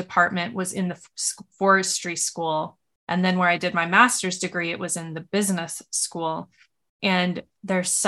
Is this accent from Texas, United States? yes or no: no; Montana, United States; I grew up in Montana